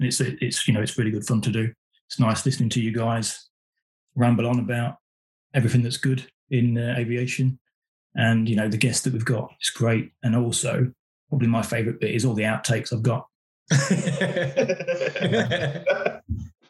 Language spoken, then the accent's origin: English; Lincolnshire, near Boston, East Midlands, United Kingdom; I've lived in Lincolnshire all my life, so you know I'm basically surrounded by RAF bases on pretty much 3 or 4 sides of where I live, where I grew up near Boston